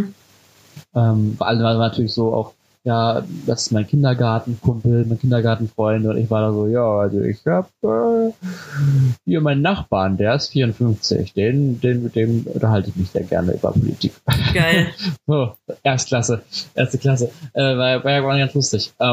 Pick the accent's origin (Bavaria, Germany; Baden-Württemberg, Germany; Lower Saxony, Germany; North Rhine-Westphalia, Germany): Lower Saxony, Germany; Cuxhaven; also born or lived in Haselünne; Ich bin geboren in Haselünne, habe von der Stadt aber nie was gesehen, sondern bin aufgewachsen in Cuxhaven an der Küste. Mhm auch in einem kleinen Dorf